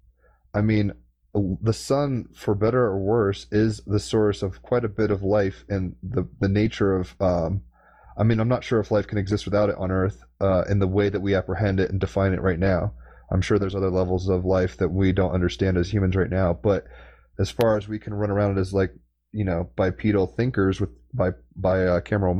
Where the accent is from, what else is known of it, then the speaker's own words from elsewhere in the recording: United States; as an American